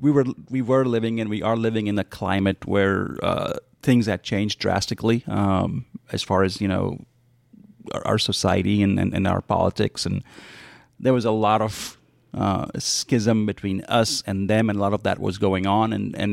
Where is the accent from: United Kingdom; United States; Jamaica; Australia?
United States; But I mean, it's a very personal story, right? I mean, it's a book about me growing up as you know, as an American and as a chef, learning how to do both at the same time.